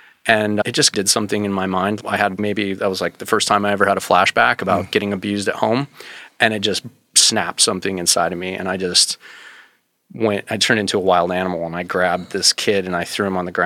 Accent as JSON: {"language": "English", "region": "Wyoming", "country": "United States", "tie": "born or raised there", "also_born_or_lived": "Los Angeles, California", "said": "we moved to Wyoming and I grew up in Wyoming."}